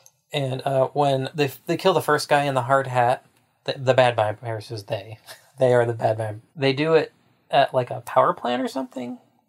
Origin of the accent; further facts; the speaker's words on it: Kitsap County, Washington, United States; also born or lived in Portland; I grew up in Kitsap County, which is the one east of Mason County.